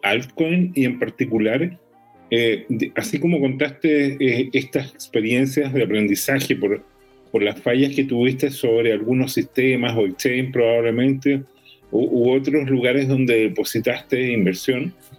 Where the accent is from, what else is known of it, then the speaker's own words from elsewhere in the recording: La Unión, Los Ríos, Chile; al lado de mi pueblo natal, La Unión